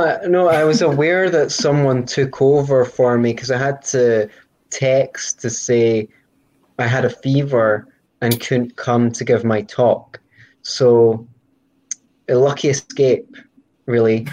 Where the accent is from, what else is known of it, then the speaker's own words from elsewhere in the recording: Scotland, United Kingdom; I'm Scottish